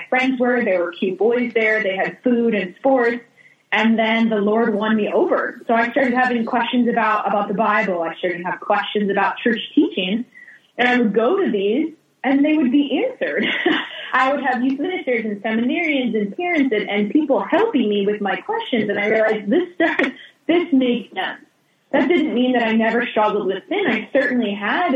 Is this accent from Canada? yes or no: no; Ohio, United States; moved away as an adult; also born or lived in New Jersey / Denver; now in Los Angeles, United States; I grew up in New Jersey, and then I was raised in Ohio. So outside of Cleveland, that's where my family lived throughout middle school and high school for me.